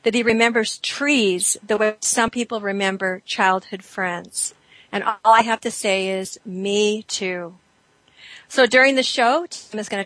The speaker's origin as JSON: {"language": "English", "town": "Yorba Linda", "region": "California", "country": "United States", "tie": "born or raised there", "moved": "yes", "said": "I grew up in Yorba Linda in Southern California"}